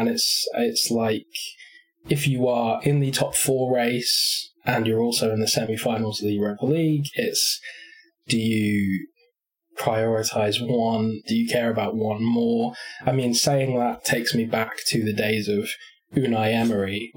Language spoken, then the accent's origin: English; Crewe, North West England, United Kingdom; I was born in Crewe, so I am, I guess, like a loose follower of Crewe Alexandra